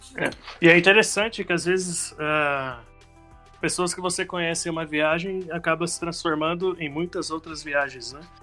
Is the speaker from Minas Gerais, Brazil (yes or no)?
no; Santo André, São Paulo, Brazil; sou de Santo André, São Paulo